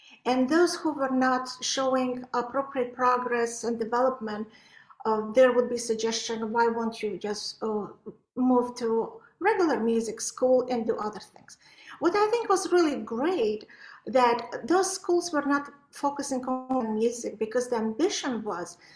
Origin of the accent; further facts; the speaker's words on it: Baku, Azerbaijan; also born or lived in Belarus / Poland / Topeka, Kansas; now in United States; I was born in Baku, that is Azerbaijan, by Caspian Sea, the most gorgeous place. But I was studying in Belarus